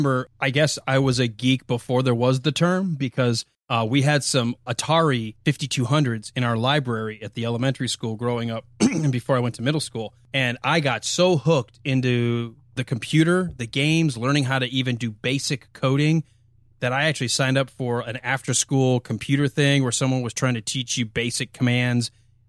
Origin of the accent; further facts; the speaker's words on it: Michigan, United States; where we grew up just outside of Detroit, where I grew